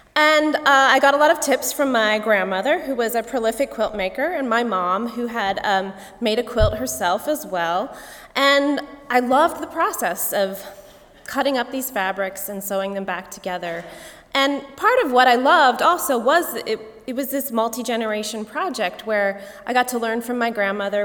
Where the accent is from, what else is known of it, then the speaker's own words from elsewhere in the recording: Goshen, Indiana, United States; moved away as an adult; now in Pennsylvania, United States; my hometown of Goshen